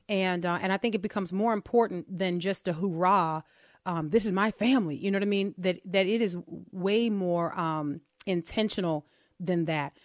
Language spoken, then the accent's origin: English; New Orleans, Louisiana, United States; we are from New Orleans and we have names like Chapatulas